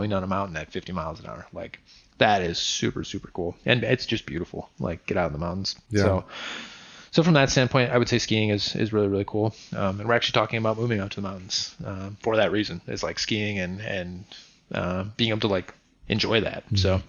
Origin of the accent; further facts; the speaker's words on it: Wisconsin, United States; moved away as an adult; also born or lived in Michigan / North Carolina; growing up in Wisconsin, I was a hands-on kid